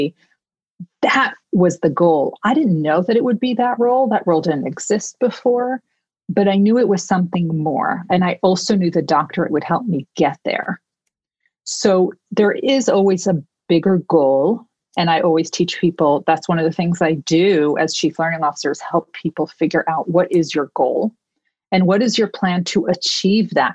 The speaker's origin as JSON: {"language": "English", "region": "New York", "country": "United States", "said": "I am a New Yorker through and through"}